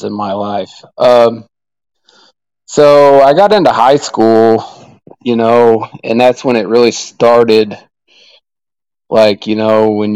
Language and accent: English; Oklahoma, United States; also born or lived in Arizona; I was born in Arizona, but my parents moved me back out, moved me to Oklahoma